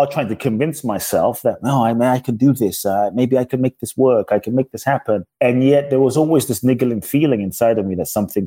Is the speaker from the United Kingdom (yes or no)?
yes; London, United Kingdom; moved away as an adult; also born or lived in Ghana; now in United States; I was born in Ghana, West Africa. My father's from Ghana. My mother's Japanese. I grew up in London. I live in the U.S. now since I was 18 and a half